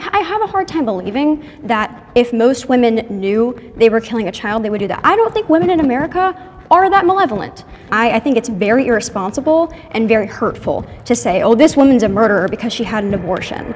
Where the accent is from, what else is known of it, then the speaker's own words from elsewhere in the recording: Charlotte, North Carolina, United States; I am from Charlotte, North Carolina